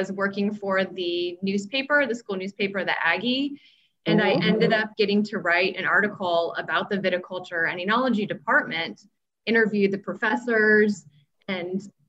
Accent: Vacaville, California, United States; I'm originally from Vacaville

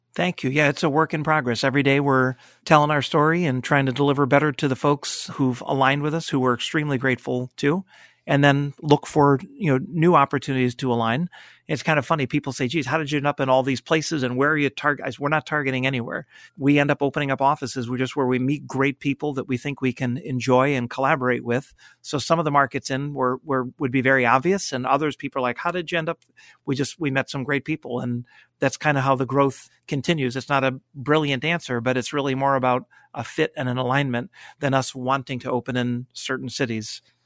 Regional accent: Connecticut, United States; moved away as an adult; also born or lived in Cleveland, Ohio; having grown up in Connecticut, it was close to home

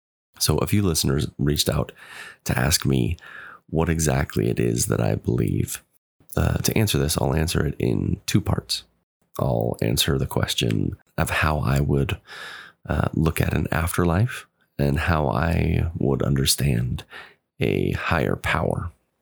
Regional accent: Pacific Northwest, United States; also born or lived in Chile; I'm from the Pacific Northwest. I was born in the mid 80s, lived as an active believing member for 30 years, served a mission for the church in Chile, Concepción Sur, from 2006 to 2008.

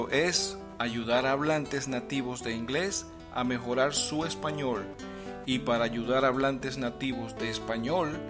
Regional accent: Venezuela; from Venezuela and for several yea

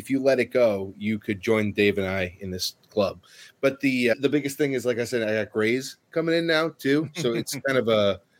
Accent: United States; So I'm very American in that I do love the Disney theme park.

